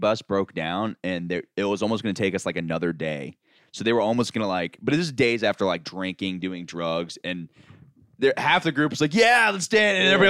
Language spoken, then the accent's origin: English; Orlando, Florida, United States; I'm from Orlando, so I'm surrounded by like touristy bullshit.